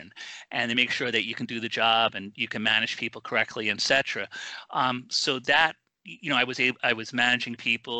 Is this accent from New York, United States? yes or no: yes; New York, United States; I'm a New Yorker